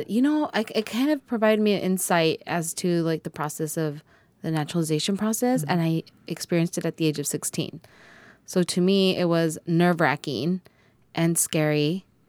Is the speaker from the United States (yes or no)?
yes; Lavadio, California, United States; also born or lived in Mexico; Growing up in Lavadio, like you said, my mom and dad didn't go to college